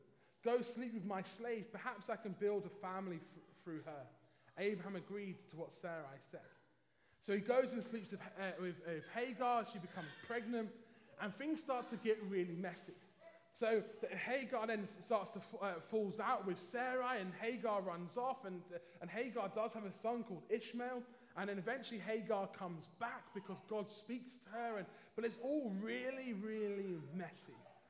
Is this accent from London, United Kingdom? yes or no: yes; London, United Kingdom; Hopefully you can tell just about still from my accent at least that I'm originally from London.